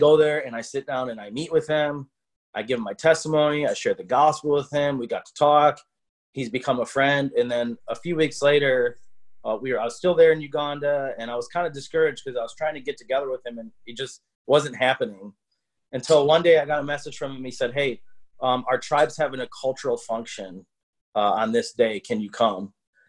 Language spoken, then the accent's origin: English; United States; I'm this guy from America